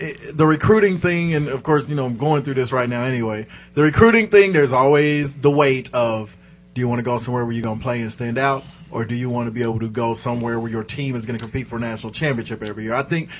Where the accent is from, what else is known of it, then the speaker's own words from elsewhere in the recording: Kansas, United States; I'm from Kansas. Nothing against K-State.